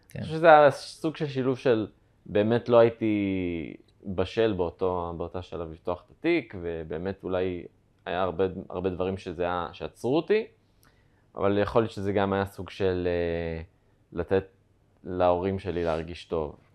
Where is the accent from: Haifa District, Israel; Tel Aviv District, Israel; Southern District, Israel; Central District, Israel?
Central District, Israel; Kiryat Ono; now in Sderot, Israel; אונו. עברתי לשדרות.